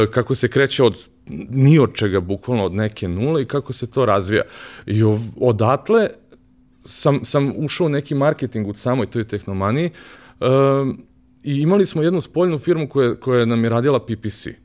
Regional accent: Belgrade, Serbia; ja sam rođen u Višnici, znaš, to je bukvalno kada uzmeš Lenjer, bukvalno na drugom kraju ovaj, grada

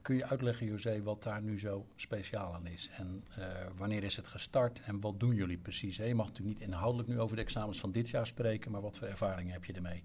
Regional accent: Overijssel, Netherlands; Uit Overijssel, dus het zijn provinciegenoten van mij

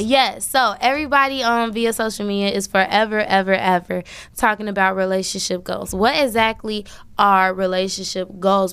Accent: Chicago, Illinois, United States; I'm from Chicago

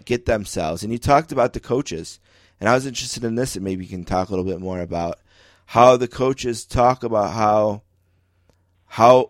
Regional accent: Buffalo, New York, United States; I'm from Buffalo

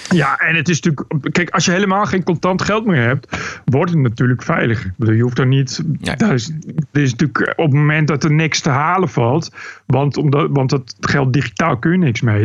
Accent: Bennekom, Gelderland, Netherlands; also born or lived in Amsterdam; now in Canary Islands, Spain; ik kom uit Bennekom van de Veluwe

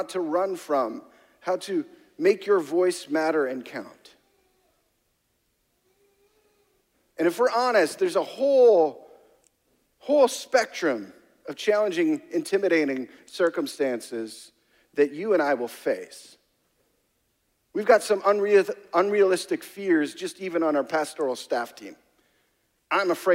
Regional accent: Canada; I'm Canadian

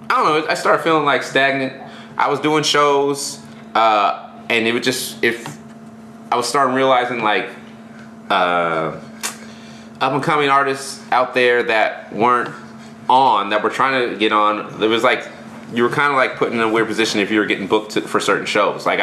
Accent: Alameda, California, United States; I'm from Alameda.

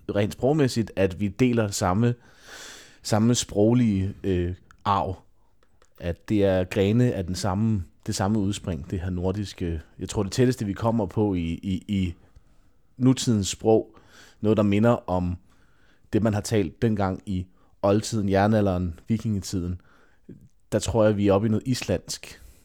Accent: Denmark; som danskere

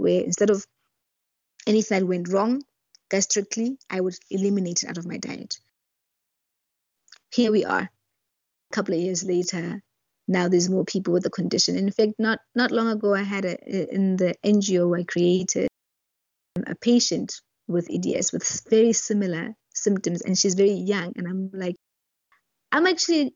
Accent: Lesotho; also born or lived in Botswana; I was from Lesotho

